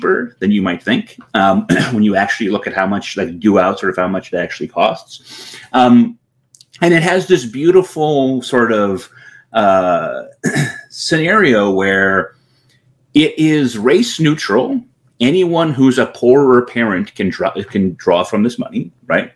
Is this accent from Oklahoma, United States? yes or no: no; Connecticut, United States; I live in Connecticut, right? I'm from Connecticut originally